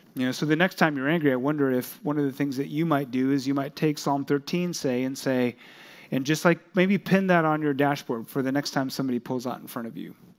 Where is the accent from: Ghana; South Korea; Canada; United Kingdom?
South Korea; that country, my home country